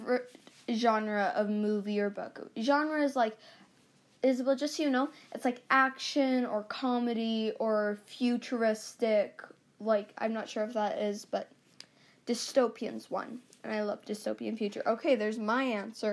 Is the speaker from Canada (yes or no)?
yes; Canada; we're both from Canada, and we're proud to be Canadian